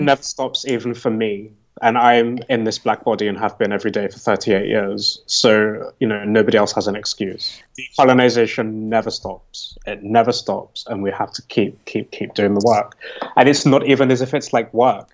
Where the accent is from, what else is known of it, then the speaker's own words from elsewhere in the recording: United Kingdom; I'm speaking as a British person